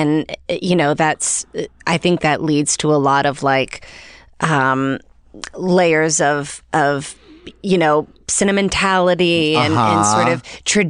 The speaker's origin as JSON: {"language": "English", "town": "Galax", "region": "Virginia", "country": "United States", "said": "I'm from Galax, Virginia."}